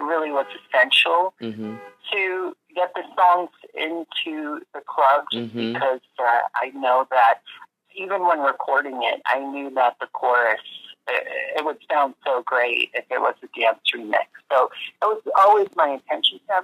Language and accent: English; Miami Beach, Florida, United States; now in New York, United States; growing up in Miami Beach